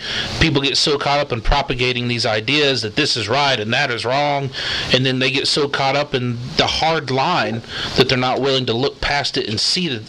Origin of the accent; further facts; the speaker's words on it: United States; Because I'm an American.